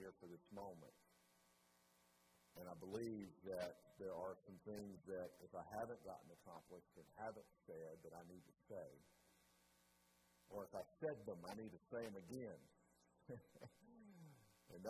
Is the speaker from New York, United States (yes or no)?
no; Chattanooga, Tennessee, United States; In the 1970s, I was born in Chattanooga, Tennessee